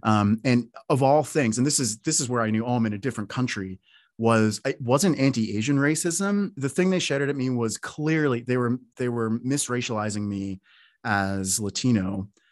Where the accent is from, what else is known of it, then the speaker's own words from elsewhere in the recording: Canada; moved away as an adult; also born or lived in Toronto / Newfoundland / Oslo; now in United States; I was from Canada because I had this accent and all